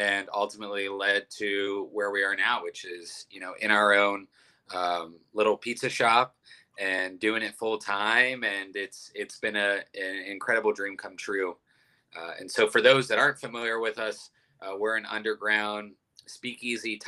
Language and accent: English; Youngstown, Ohio, United States; moved away as an adult; now in Columbus, United States; I'm from Youngstown, Ohio, which is a big Italian community. And moved down to Columbus about 10 years ago for college.